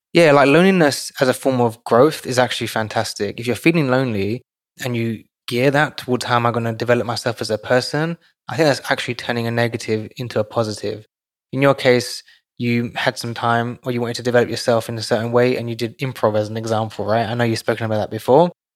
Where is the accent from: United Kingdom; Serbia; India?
United Kingdom; London; moved away; I grew up in London, so I grew up with a community.